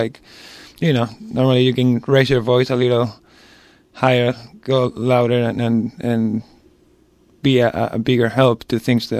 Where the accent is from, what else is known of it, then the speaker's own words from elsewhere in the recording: Madrid, Community of Madrid, Spain; English is a second language; moved away as an adult; also born or lived in Ireland / Australia; now in San Francisco, United States; I'm from Madrid, like we were talking about, and of course I didn't know any English at all at the time